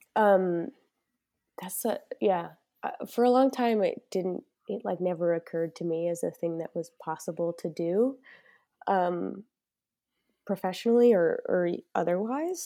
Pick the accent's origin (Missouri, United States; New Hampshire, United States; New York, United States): New York, United States; moved away as an adult; now in Chicago, United States; I'm originally, yeah, born and raised in New York, um, and now I'm based out of Chicago for the time being